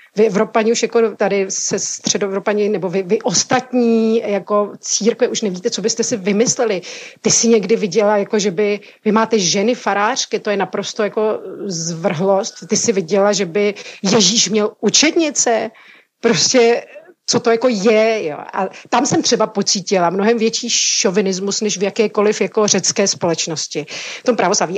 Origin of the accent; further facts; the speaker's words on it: Bohemia, Czechia; moved away as an adult; now in Corfu, Greece; já jsem byla zvyklá z Čech mít hodně kamarádů mezi muži